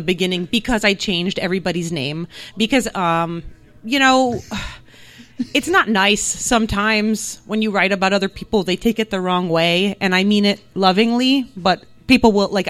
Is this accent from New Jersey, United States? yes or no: yes; New Jersey, United States; English is a second language; I grew up in New Jersey, but my entire family is ethnically Hungarian, but they are all from Transylvania